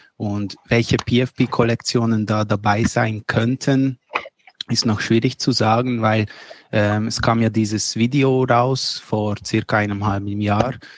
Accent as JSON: {"language": "German", "country": "Switzerland", "said": "ich komme aus der Schweiz"}